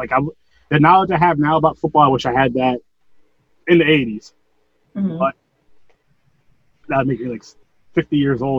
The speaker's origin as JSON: {"language": "English", "region": "New York", "country": "United States", "said": "I'm not from California. I'm from New York."}